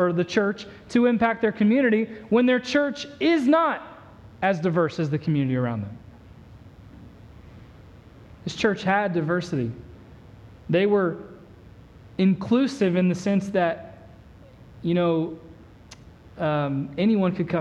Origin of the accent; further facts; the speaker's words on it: Indiana, United States; now in Texas, United States; growing up in the Midwest, growing up in Indiana